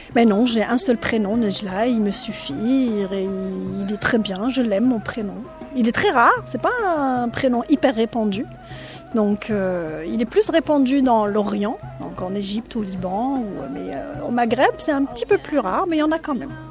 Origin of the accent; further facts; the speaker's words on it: Constantine, Constantine Province, Algeria; moved away as an adult; also born or lived in Guadeloupe; now in Martinique; moi je suis algérienne, je suis de Constantine